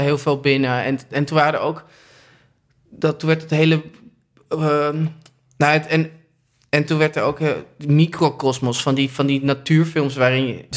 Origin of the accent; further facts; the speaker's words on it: Amsterdam, North Holland, Netherlands; ik ben geboren in het OVG